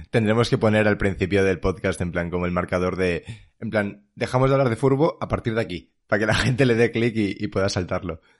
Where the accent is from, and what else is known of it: Leganés, Community of Madrid, Spain